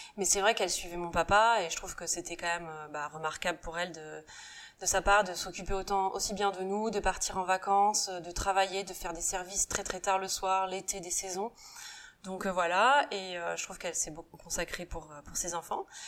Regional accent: Saint-Nazaire, Pays de la Loire, France; moved away; also born or lived in Asia; je suis née à Saint-Nazaire, donc euh, on dit pas que ce soit la Bretagne, ça reste quand même les Pays de Loire. Donc euh, on habite sur la côte sauvage, et c'est vrai qu'on a plutôt une enfance assez sauvage

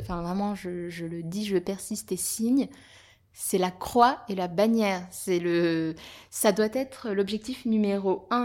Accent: near Avignon, Provence-Alpes-Côte d'Azur, France; now in Paris, France; J'ai effectivement de la, famille là-bas, et puis surtout, je suis originaire de là-bas.

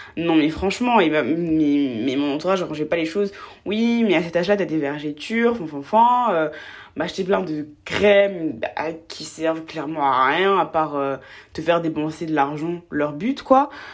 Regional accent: Côte d’Ivoire; j'ai grandi en Côte d'Ivoire, je viens de Côte d'Ivoire

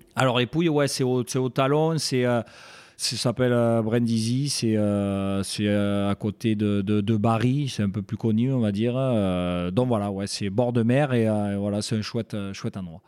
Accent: Castres, Occitania, France; j'étais originaire de Castres, donc voilà, je suis un pur castré et donc voilà j'ai j'ai vécu euh, mes débuts euh, là-bas.

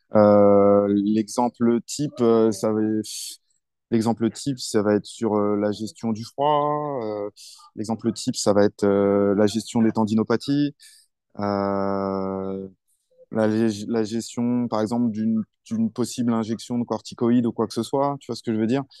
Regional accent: France; moved away as an adult; also born or lived in Paris / Bordeaux; now in China; quand je viens de France

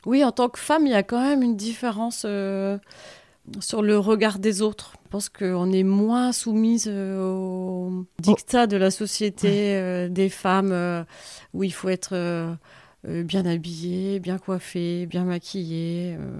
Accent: Valenciennes, Hauts-de-France, France; moved away as an adult; also born or lived in Lille; now in Saint-Paul-la-Roche, France; moi j'ai grandi à Valenciennes

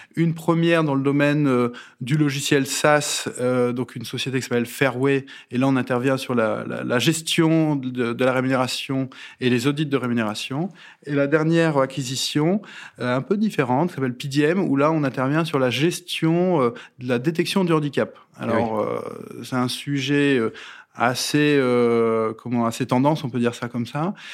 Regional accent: the North, Hauts-de-France, France; moved away as an adult; now in Rueil-Malmaison, France; je suis du Nord

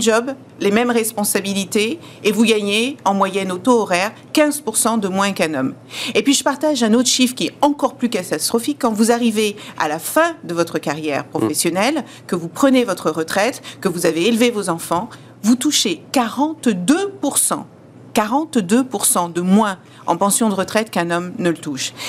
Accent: France; French is a second language

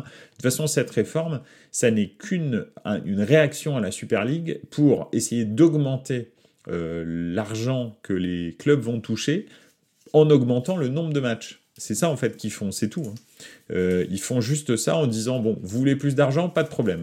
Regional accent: Paris, Île-de-France, France; je suis né à Paris

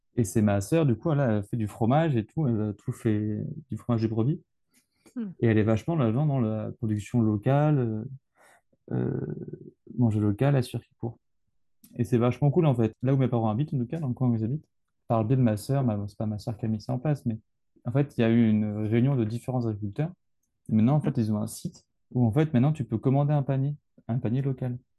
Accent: Brittany, France; je suis breton

